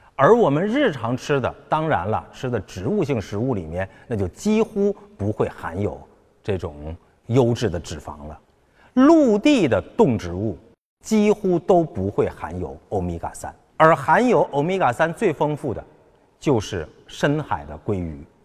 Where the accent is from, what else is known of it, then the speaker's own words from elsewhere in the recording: China; 我们中国人